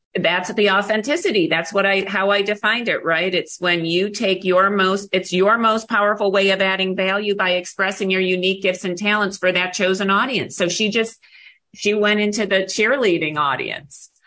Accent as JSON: {"language": "English", "town": "Buffalo", "region": "New York", "country": "United States", "tie": "born or raised there", "moved": "as an adult", "lives_now": "Arizona, United States", "said": "I grew up in Buffalo, New York"}